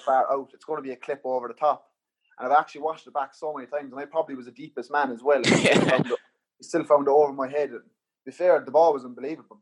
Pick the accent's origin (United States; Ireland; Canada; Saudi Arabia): Ireland; Cork, Munster; moved away as an adult; Cork, my hometown